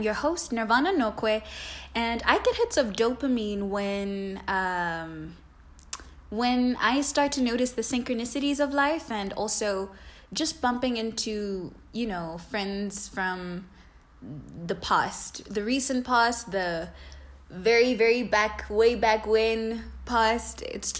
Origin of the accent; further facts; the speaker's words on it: South Africa; English is a second language; I'm specifically speaking to Zulu culture because I am Zulu, or at least I was raised in Zulu culture.